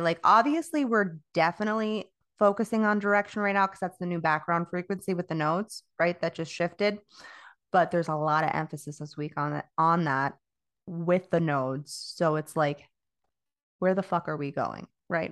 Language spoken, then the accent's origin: English; Florida, United States; moved away as an adult; I'm from Florida. I, I, I was born and raised there